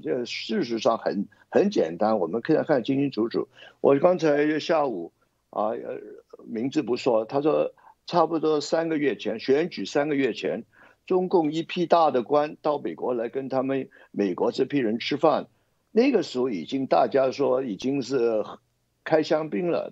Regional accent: Hong Kong; 我们香港人

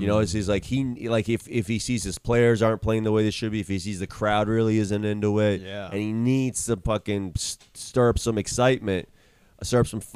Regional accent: Florida, United States; we're from Florida

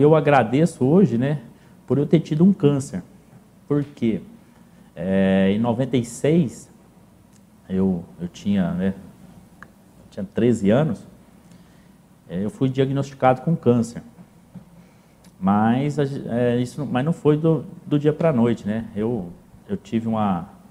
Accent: Paraíso, Brazil; eu, até meus 18 anos sempre morei no sítio, sempre, ainda, né, até hoje, a, a gente tem esse lastro, né, o ganho, o principal ganho de vida nosso hoje ainda vem do, do setor agrícola. Mas eu sou natural de Paraíso

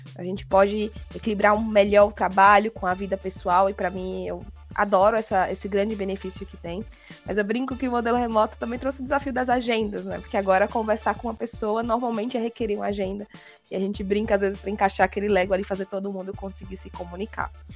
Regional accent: Natal, Rio Grande do Norte, Brazil; morando aqui na minha cidade natal

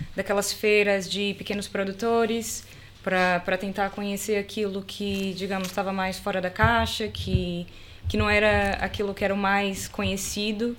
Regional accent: Salvador, Bahia, Brazil; moved away as an adult; now in Portugal; Eu sou da Bahia, né? Sou de, de Salvador da Bahia

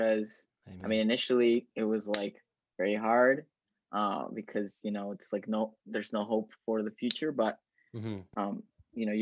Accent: El Paso, Texas, United States; I've been here back in my hometown in El Paso since March of this year

